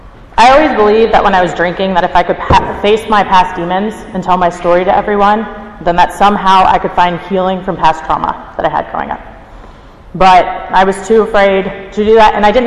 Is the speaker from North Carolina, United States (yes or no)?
yes; Cary, North Carolina, United States; I grew up in Cary, North Carolina, born and raised